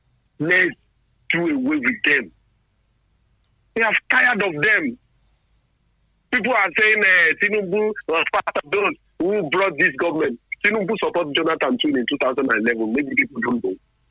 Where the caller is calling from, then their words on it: Lagos, Nigeria; I'm calling you from Lagos.